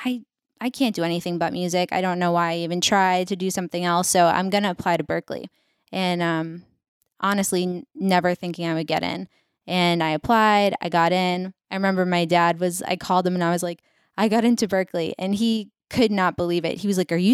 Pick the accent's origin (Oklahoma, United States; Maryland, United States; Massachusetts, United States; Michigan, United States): Massachusetts, United States; Whitman; So I grew up 40 minutes south of Boston in a town called Whitman, Mass.